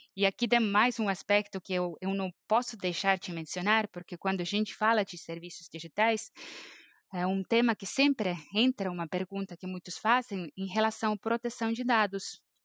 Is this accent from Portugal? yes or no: no; Estonia; Portuguese is a second language; also born or lived in São Paulo, Brazil; eu sou estoniana, mas eu morei no Brasil, em São Paulo, por quase sete anos e acabei voltando para a Estônia